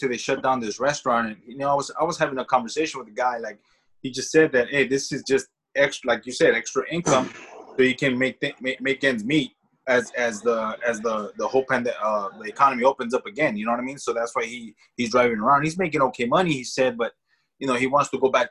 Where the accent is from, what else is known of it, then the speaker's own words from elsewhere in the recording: Los Angeles, California, United States; I grew up in the Echo Park area